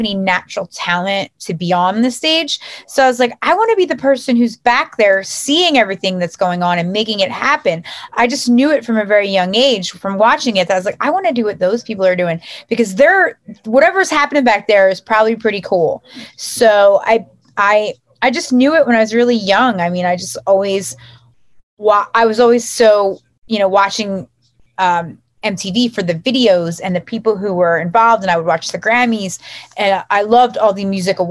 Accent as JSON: {"language": "English", "country": "United States", "tie": "born or raised there", "also_born_or_lived": "South Jersey / North Jersey", "lives_now": "New Jersey, United States", "said": "I grew up right outside of Philly"}